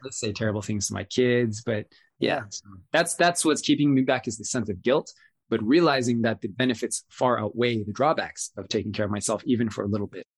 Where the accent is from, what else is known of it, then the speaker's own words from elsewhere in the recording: Raleigh, North Carolina, United States; my old neighborhood that I grew up in in Raleigh, North Carolina